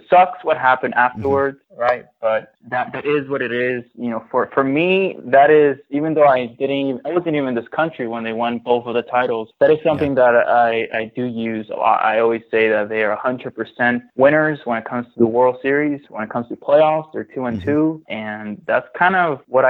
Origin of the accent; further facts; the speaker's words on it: Cuba; now in Miami, United States; I came from Cuba in 2004 because that's where I was born. And I went straight to Miami with my family.